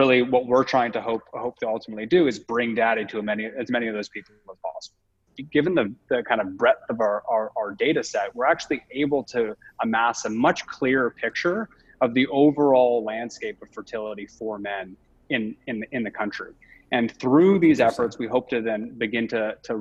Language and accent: English; Toronto, Ontario, Canada; moved away as an adult; also born or lived in London; I'm Canadian originally, so I'm from Toronto